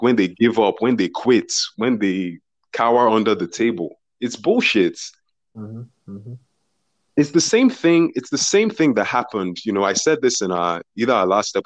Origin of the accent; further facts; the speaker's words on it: Nigeria; as a Nigerian